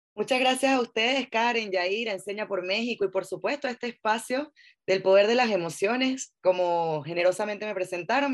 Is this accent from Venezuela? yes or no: yes; Venezuela; now in Chile; yo soy venezolana, estoy en Chile